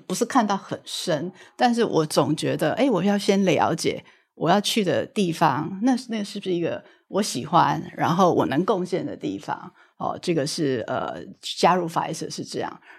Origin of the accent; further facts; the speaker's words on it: Taiwan; 我是土生土长的台湾人，一直都是在台湾受教育